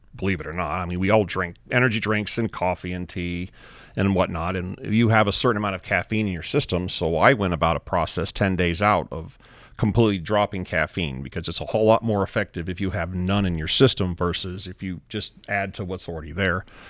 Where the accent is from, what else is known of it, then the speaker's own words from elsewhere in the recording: Texas, United States; we're from Texas